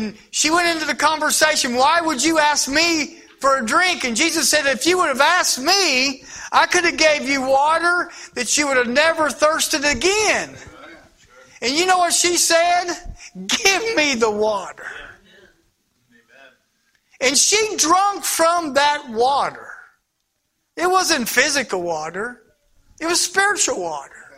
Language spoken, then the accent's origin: English; Indiana, United States; moved away; I'm not from Ohio. I'm from across the river, the other way actually. Y'all don't know this, but I am a Hoosier